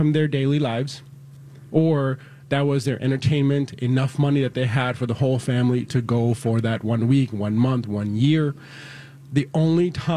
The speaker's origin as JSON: {"language": "English", "region": "Mississippi", "country": "United States", "tie": "born or raised there", "also_born_or_lived": "India", "moved": "as an adult", "lives_now": "Minnesota, United States", "said": "from India to Mississippi, I grew up in Mississippi, graduated high school there, moved to Minnesota in 97"}